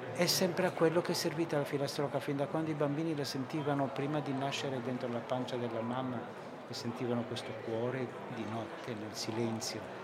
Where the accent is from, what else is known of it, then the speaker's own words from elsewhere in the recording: Sardinia, Italy; io sono sardo